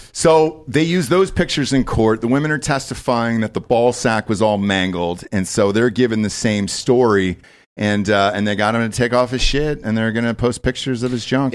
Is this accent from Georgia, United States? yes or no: yes; Georgia, United States; I'm from Georgia